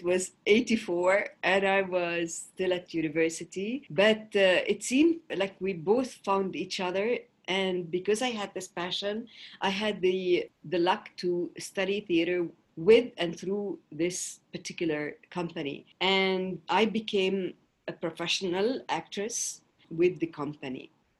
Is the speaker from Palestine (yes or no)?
yes; Jerusalem, Palestine; Well, you know, I come from Palestine, an occupied territory. I grew up in the old city of Jerusalem, and I had the privilege to study in private schools in Palestine